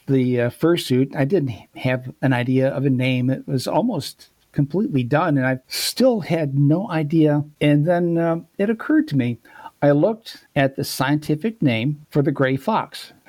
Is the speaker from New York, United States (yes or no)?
yes; Rochester, New York, United States; moved away; Well, originally from upstate New York. A place called Rochester.